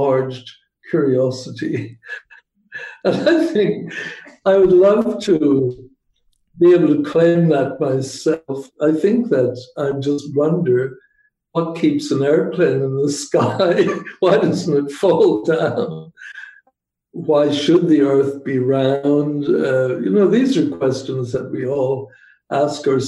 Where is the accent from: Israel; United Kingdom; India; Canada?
United Kingdom; Belfast, Northern Ireland; moved away as an adult; also born or lived in England / Michigan; now in United States; I grew up in Northern Ireland in Belfast, and that itself was an education.